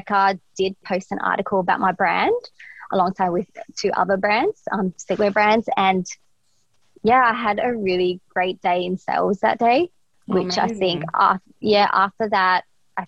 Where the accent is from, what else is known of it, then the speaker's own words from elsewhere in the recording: Australia; we needed that growing up in Australia